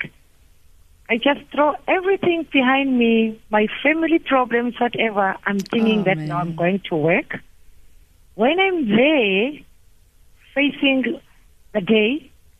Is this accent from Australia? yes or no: no; Umlazi, KwaZulu-Natal, South Africa; also born or lived in Durban / Amkoma; I grew up at Mlazi